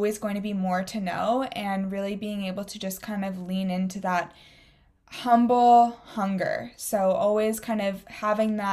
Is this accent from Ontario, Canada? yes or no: yes; Waterloo, Ontario, Canada; where you and I grew up in Waterloo, Ontario